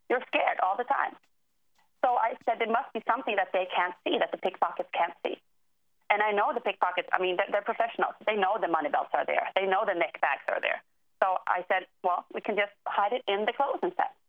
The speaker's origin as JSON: {"language": "English", "country": "Sweden", "moved": "yes", "lives_now": "Washington, D.C., United States", "said": "I'm from Sweden originally, but I live in D.C. right now."}